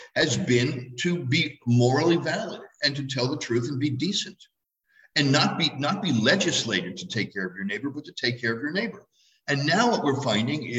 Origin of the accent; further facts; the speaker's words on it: New York City, New York, United States; moved away as an adult; now in Los Angeles, United States; I grew up in Manhattan. I'm a New York City guy